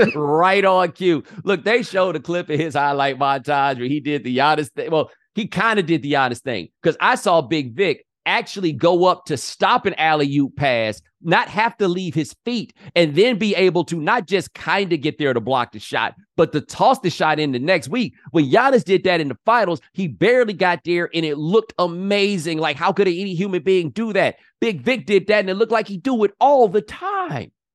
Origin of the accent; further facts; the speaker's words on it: Houston, Texas, United States; moved away as an adult; also born or lived in Claremont, California; I'm from Houston, and Houston is so big